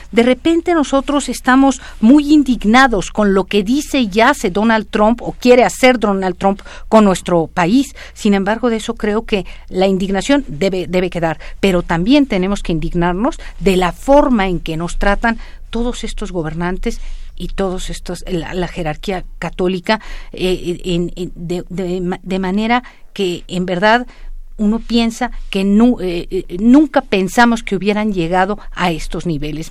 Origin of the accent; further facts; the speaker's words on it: Mexico; yo soy mexicana